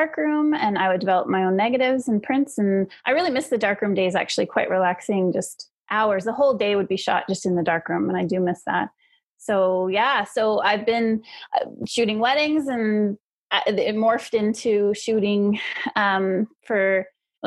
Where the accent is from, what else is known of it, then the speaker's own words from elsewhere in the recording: Brampton, Ontario, Canada; born and raised in Brampton, Ontario